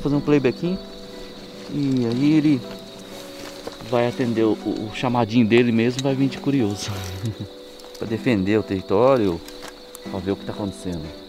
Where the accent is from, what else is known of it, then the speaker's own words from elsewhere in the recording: Salesópolis, São Paulo, Brazil; Sou nascido, criado em Salesópolis, o caipira da terra